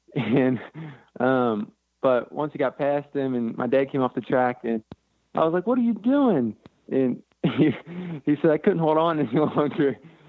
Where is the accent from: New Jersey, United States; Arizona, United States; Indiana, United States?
Indiana, United States; Guilford; also born or lived in Cincinnati, Ohio; I grew up in Guilford, Indiana.